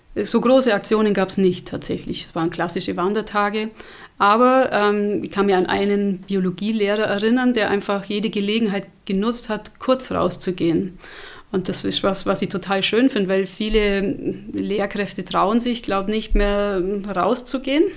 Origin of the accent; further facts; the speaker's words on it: Allgäu, Germany; Bei uns im Allgäu